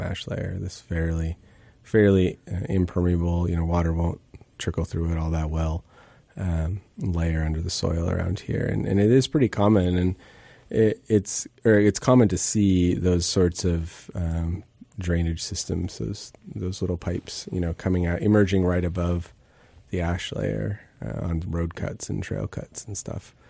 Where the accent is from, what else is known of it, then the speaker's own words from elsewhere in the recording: Bellingham, Washington, United States; I grew up in the Northwest and, and, um, Bellingham and grew up sort of wandering in the woods